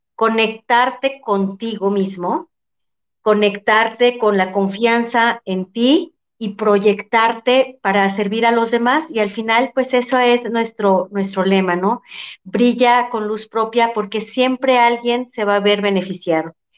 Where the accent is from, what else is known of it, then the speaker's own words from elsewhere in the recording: Mexico; como mexicanos